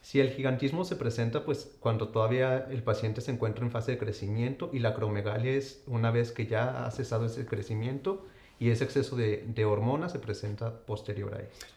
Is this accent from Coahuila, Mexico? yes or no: yes; Saltillo, Coahuila, Mexico; moved away; yo soy originario de Saltillo, Coahuila